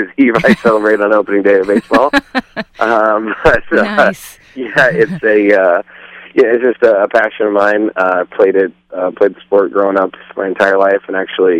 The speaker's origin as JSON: {"language": "English", "region": "Texas", "country": "United States", "tie": "born or raised there", "said": "I was born in Texas"}